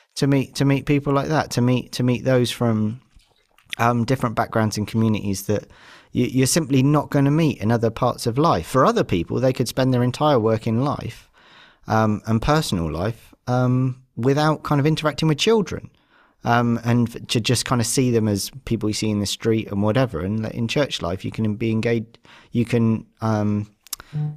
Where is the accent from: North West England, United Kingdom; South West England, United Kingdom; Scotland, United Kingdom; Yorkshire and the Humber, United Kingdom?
South West England, United Kingdom; Devon; I've grown up in a very white centric, um, lower middle class um, environment, kind of where I grew up down in Devon